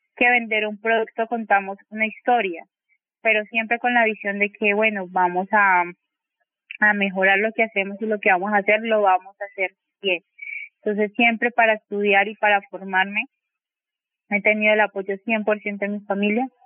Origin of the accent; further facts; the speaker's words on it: Cali, Valle del Cauca, Colombia; Yo siempre digo que soy caleña con corazón guapireño porque siento que soy parte del territorio